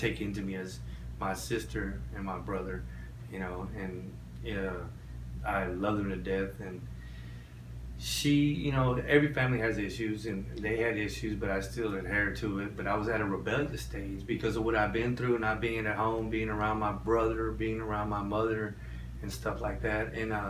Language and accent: English; Rio Grande Valley, Texas, United States; born or raised there; also born or lived in Orlando, Florida